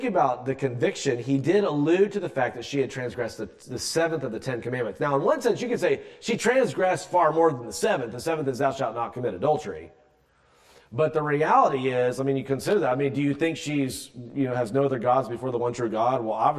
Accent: South Carolina, United States; moved away; I'm from South Carolina originally, so I'm not really from here.

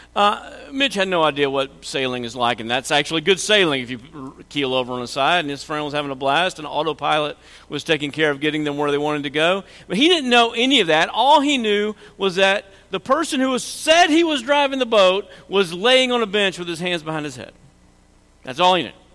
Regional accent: Oklahoma, United States; we're from Oklahoma

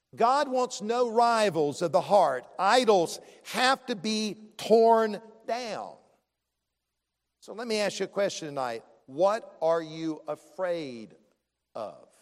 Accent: Columbia, South Carolina, United States; I grew up in Columbia, the capital city.

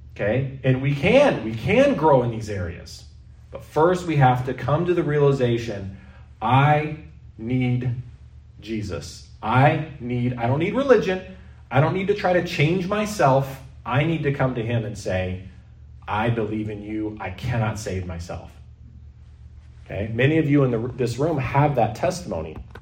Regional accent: United States; now in Canada; I'm not a white Canadian. I'm white but I have dual citizenship. I grew up in the States most of my life

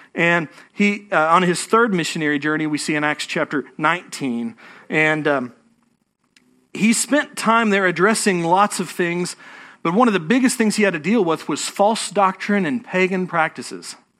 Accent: Fort Worth, Texas, United States; moved away as an adult; now in Houston, United States; I'm from North Texas, okay? Don't hold it against me. I, I still have a Fort Worth, uh, area code on my phone

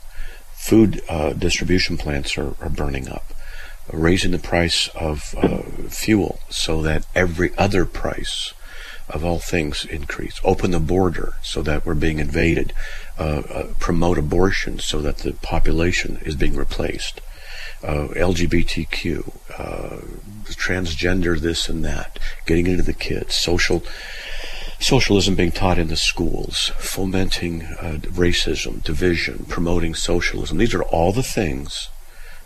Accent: Southern California, United States; I'm from Southern California

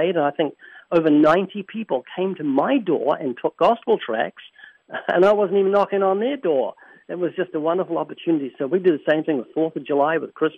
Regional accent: New Zealand; I'm from New Zealand

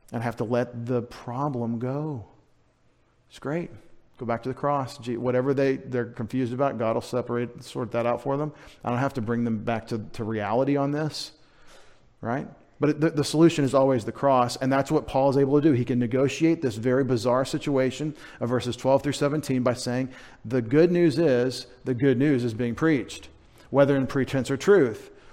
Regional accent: United States; as American Christians

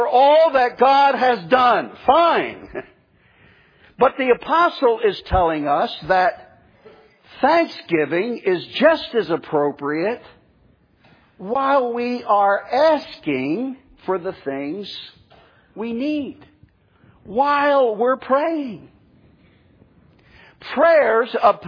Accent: New Jersey, United States; moved away as an adult; now in Florida, United States; up in my home state of New Jersey

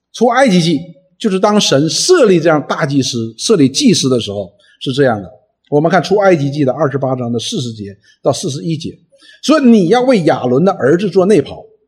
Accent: China; 我们中国人所说的除恶务尽

